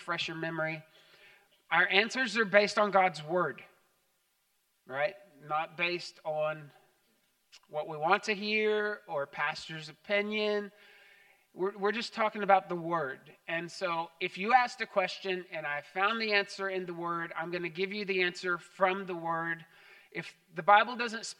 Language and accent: English; Texas, United States; growing up in Texas.